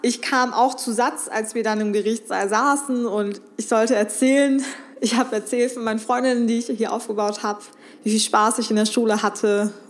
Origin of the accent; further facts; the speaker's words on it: Remscheid, North Rhine-Westphalia, Germany; born there; ich bin hier in Deutschland geboren, in Remscheid.